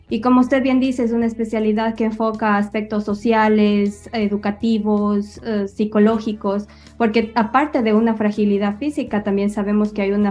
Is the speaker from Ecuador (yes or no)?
yes; Ecuador; yo soy estudiada en Ecuador, yo soy nacida y criada en Ecuador, yo hice mis estudios universitarios en la Universidad de Cuenca.